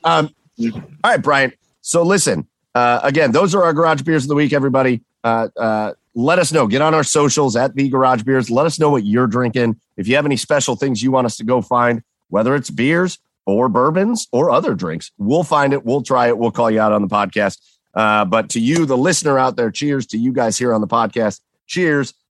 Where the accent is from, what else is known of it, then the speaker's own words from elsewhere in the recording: Rocky River, Ohio, United States; I grew up in Rocky River